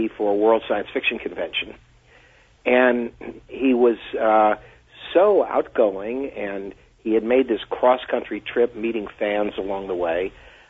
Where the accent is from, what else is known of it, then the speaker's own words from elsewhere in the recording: Washington, D.C. area, United States; because I grew up near Washington, D.C.